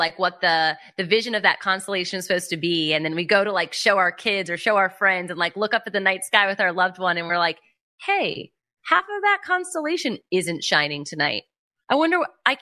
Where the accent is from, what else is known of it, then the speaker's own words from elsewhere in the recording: Midwest, United States; I grew up in a very small town. I came from the Midwest.